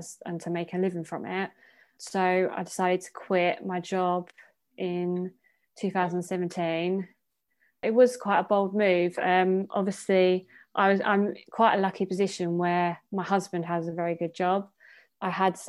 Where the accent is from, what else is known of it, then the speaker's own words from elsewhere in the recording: Essex, East of England, United Kingdom; growing up in Essex